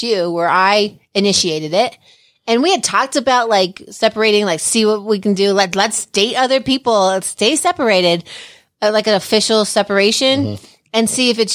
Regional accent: New Jersey, United States; I'm from Jersey

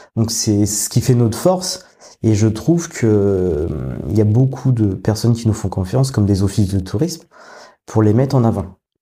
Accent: Paris region, Île-de-France, France; moved away as an adult; now in Rouen, France

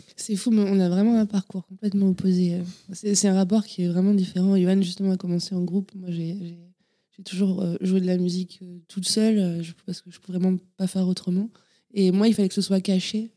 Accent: Châteaubernard, Nouvelle-Aquitaine, France; je suis né à Château Bernard, pour être euh, très exact, à côté de Cognac en Charente

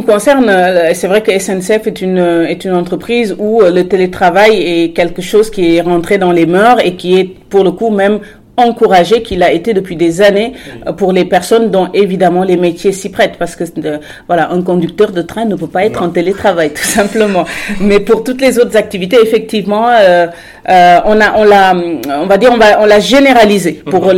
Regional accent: Senegal; also born or lived in Morocco / Paris, France / Strasbourg, France / Amiens, France; now in France; j'avais déjà quitté le Sénégal, donc il y a déjà eu ce première, euh, cette première rupture euh, avec mon pays d'origine.

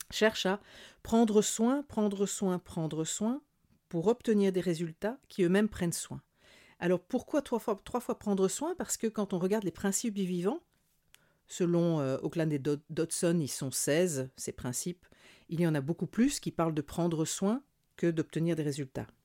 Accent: Burkina Faso; chez nous, au Burkina Faso, tous les végétaux servent, si c'est pas à l'humain, c'est au bétail

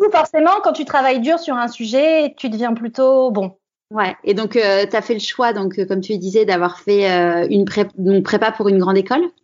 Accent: Aubervilliers, Île-de-France, France; Alors, je suis née à Aubervilliers, en Seine-Saint-Denis.

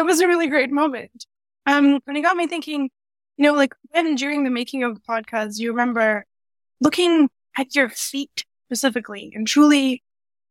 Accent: Dubai, United Arab Emirates; moved away as an adult; now in Canada; I moved from Dubai, is where I was raised, and rather the Gulf region. And I moved from there to Canada in 2017, 2018

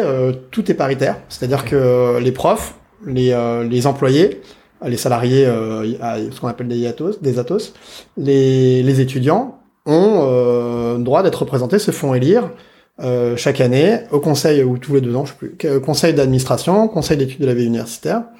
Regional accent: Saint-Denis, Île-de-France, France; je viens de Saint-Denis, de la banlieue. Euh, J'habite dans une cité

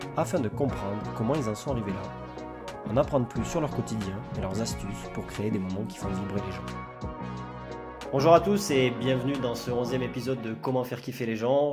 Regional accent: southern France, France; now in Lyon, France; je viens du sud

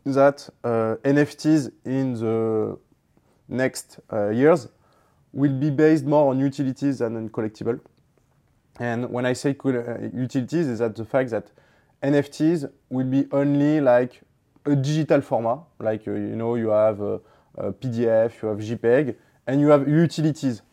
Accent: Toulon, Provence-Alpes-Côte d'Azur, France; I grew up in Toulon

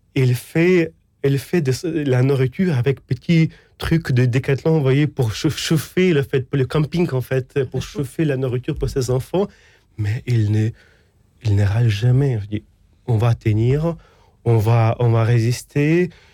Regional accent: Ukraine; French is a second language; moved away as an adult; also born or lived in Rome, Italy; now in France; je grandis en Ukraine

